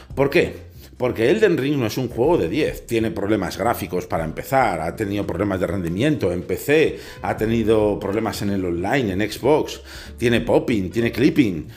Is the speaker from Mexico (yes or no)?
no; Spain; aquí en mi país